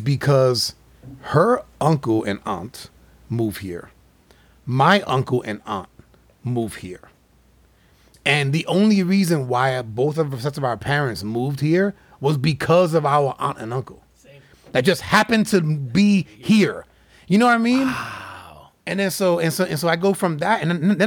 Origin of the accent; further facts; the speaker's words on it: New York City, New York, United States; moved away; we both were born in Manhattan. She grew up mostly in the Bronx. I grew up in Manhattan